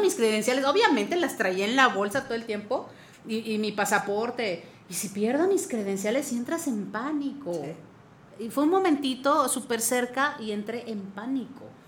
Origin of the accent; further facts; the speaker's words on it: Mexico; Soy mexicana, soy mexicana.